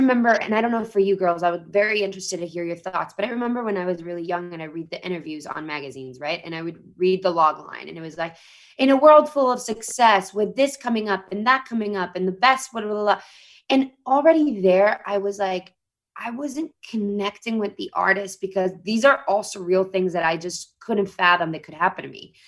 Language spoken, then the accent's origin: English; Mexico City, Mexico; moved away as an adult; now in Los Angeles, United States; I grew up in a country, Mexico, and I grew up in Mexico City in the 90s